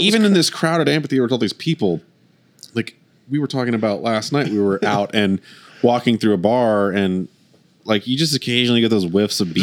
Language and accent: English; Oklahoma, United States; we're we're from Oklahoma